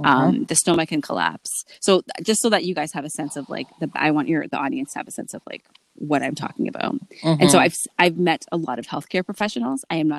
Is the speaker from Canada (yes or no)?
yes; Ajax, Ontario, Canada; I am a Canadian musician, composer, academic, and arts educator. I am born in Canada, but my parents are both from Antigua and Barbuda, and I identify as a Black woman, an Afro-Caribbean Canadian woman.